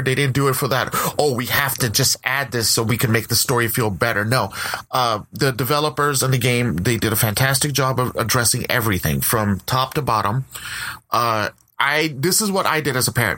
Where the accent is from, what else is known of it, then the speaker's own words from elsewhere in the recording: West Coast, United States; I'm from the West Coast